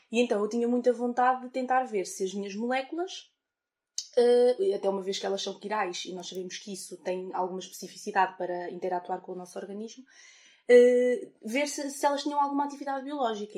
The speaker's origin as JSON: {"language": "Portuguese", "town": "Fornos de Algodres", "region": "Guarda", "country": "Portugal", "tie": "born or raised there", "moved": "as an adult", "lives_now": "Coimbra, Portugal", "said": "na minha terra, em, em Fornos de Algodres, na Guarda"}